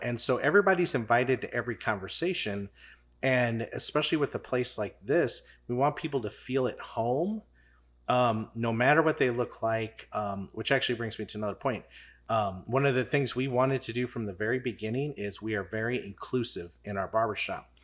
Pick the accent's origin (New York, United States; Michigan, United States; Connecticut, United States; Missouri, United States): Missouri, United States; St. Charles County; I'm from Saint Charles County.